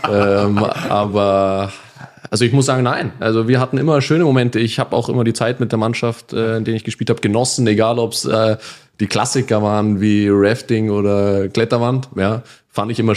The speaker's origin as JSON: {"language": "German", "region": "Bavaria", "country": "Germany", "said": "Ich komme zwar aus Bayern, aber ich werde auch oft dafür kritisiert, dass ich"}